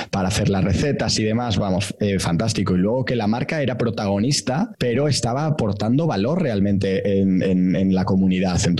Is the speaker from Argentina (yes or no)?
no; Galicia, Spain; es de mi tierra